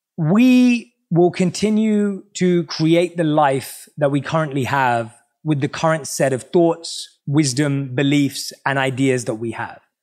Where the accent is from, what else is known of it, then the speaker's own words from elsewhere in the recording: London, United Kingdom; growing up in England, obviously, I was born and raised in London.